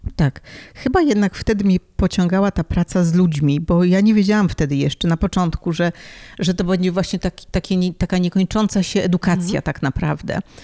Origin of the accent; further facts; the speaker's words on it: Warsaw, Masovian Voivodeship, Poland; moved away as an adult; now in Paris, France; Pochodzę z Warszawy i, i tam e, no, dorastałam, byłam tam całą swoją edukację